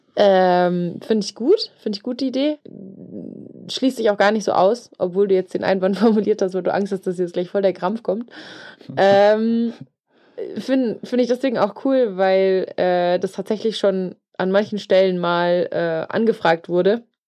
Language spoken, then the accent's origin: German; Germany; Ich bin, bin Deutscher, bin ich gut, aber Englisch nicht so